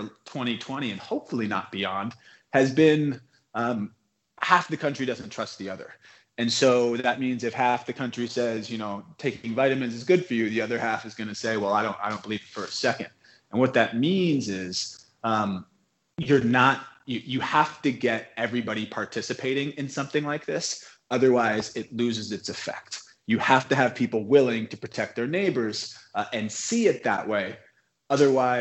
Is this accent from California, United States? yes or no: yes; Bay Area, California, United States; I'm from the Bay Area originally. And when I grew up, I lived about 30 minutes from San Francisco